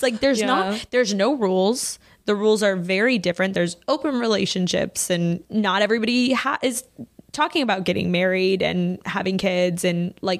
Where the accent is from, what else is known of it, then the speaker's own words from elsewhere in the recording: Texas, United States; I grew up in Texas